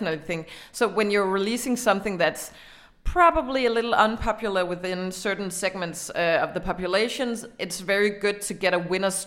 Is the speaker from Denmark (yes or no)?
yes; Denmark; in Denmark we are adapting American trends